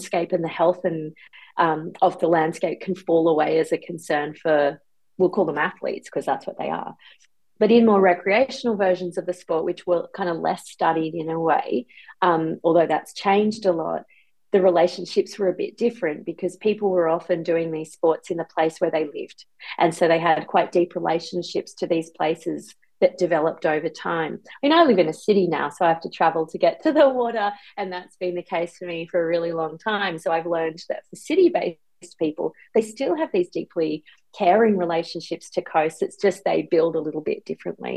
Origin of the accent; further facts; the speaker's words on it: Byron Bay, New South Wales, Australia; I grew up in Byron Bay, and I learned to swim in the Byron Bay pool